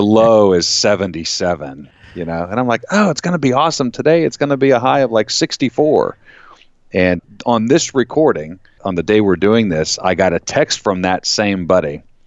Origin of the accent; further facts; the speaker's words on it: Florida, United States; now in Pennsylvania, United States; I grew up in Florida